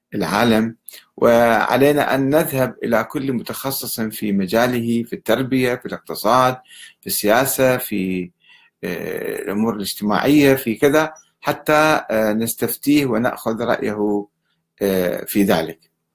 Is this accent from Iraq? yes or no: yes; Iraq; عندنا بالعراق